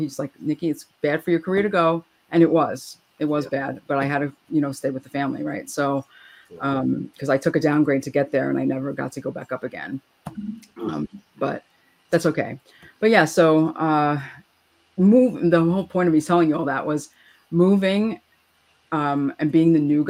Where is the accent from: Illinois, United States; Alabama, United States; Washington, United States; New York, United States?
New York, United States; So I'm a New Yorker.